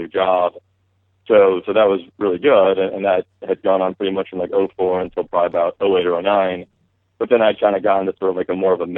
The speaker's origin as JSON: {"language": "English", "region": "New Jersey", "country": "United States", "also_born_or_lived": "North Carolina / Washington, D.C.", "moved": "as an adult", "said": "I'm from New Jersey"}